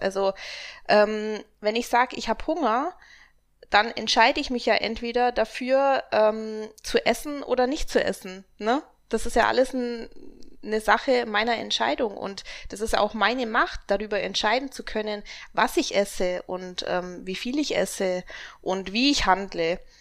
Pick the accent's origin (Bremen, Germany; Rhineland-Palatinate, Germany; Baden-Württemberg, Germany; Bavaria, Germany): Bavaria, Germany; Augsburg; Und ich komme aus Augsburg.